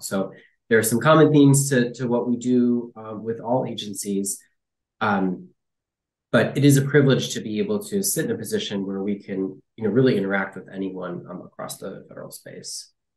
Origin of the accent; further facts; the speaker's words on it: Detroit, Michigan, United States; moved away as an adult; also born or lived in Ohio / San Francisco; I uh, grew up mostly in the uh, Detroit area, um, as a kid